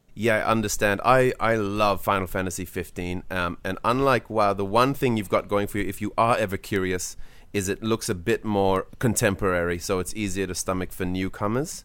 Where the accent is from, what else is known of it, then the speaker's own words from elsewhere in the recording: Australia; as an Australian